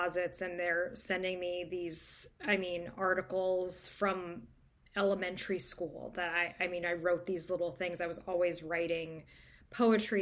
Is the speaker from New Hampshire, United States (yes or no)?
yes; New Hampshire, United States; I'm from New Hampshire